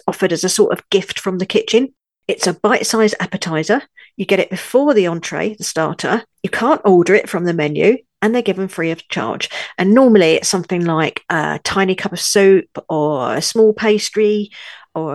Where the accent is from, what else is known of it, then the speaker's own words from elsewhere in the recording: London, United Kingdom; also born or lived in northern France; now in France; I was born in London, UK, I now live in a tiny village in the far north of France